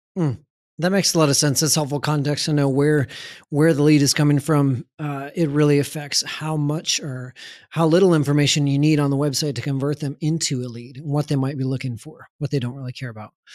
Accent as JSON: {"language": "English", "town": "San Antonio", "region": "Texas", "country": "United States", "tie": "born or raised there", "said": "I grew up in San Antonio"}